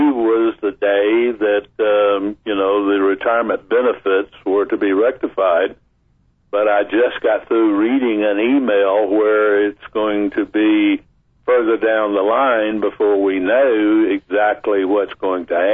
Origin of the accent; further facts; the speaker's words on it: Vicksburg, Mississippi, United States; moved away; also born or lived in Natchez, Mississippi; I was born in Natchez, but I was raised in Vicksburg. My parents moved to Vicksburg before I was two years old